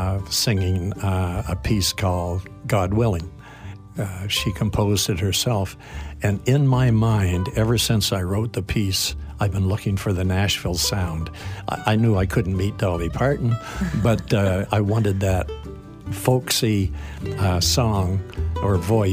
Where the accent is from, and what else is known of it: Wolfville, Nova Scotia, Canada; born or raised there; moved away